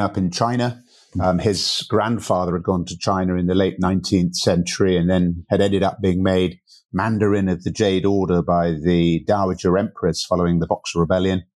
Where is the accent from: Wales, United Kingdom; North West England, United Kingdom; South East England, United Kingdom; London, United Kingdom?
South East England, United Kingdom; Berkshire; moved away as an adult; also born or lived in Canada; now in Portugal; I grew up in, in the U K over in Berkshire